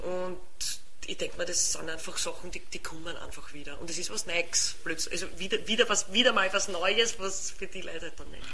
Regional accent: Lower Austria / Vienna, Austria; accent: mix of Viennese and Lower Austrian dialect; mein Dialekt ist ja auch, auch wenn man es nicht gleich hört, aber meine Wiener Kollegen hören es dann manchmal auch ein Mischkulanz teilweise, wo mir niederösterreichische äh, Wörter einfallen

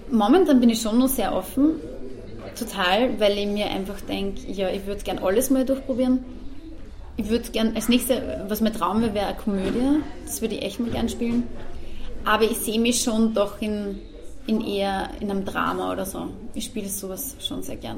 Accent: Austria; Also ich bin, ich bin Österreicherin und bin gern Österreicherin, bin Patriotin, also ich mag unser Land

